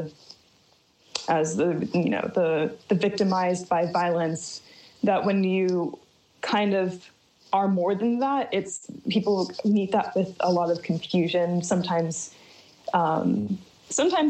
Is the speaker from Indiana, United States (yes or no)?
no; Martinsburg, West Virginia, United States; now in China; I grew up in the Eastern Panhandle of West Virginia in Berkeley County.